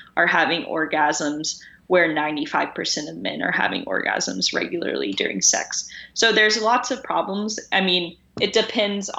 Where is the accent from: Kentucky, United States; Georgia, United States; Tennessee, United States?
Tennessee, United States; I grew up in Tennessee